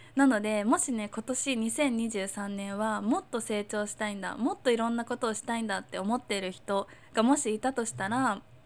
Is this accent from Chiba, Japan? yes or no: yes; Chiba, Japan; also born or lived in Tokyo / Hong Kong; now in Miyakojima, Japan; 私は千葉とかに生まれて、千葉に生まれて、東京とかに住んで、香港とかにもいた